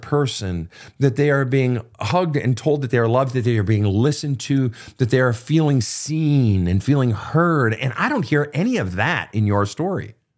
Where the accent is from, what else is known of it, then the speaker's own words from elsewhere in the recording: Minnesota, United States; the great state of Minnesota, my home state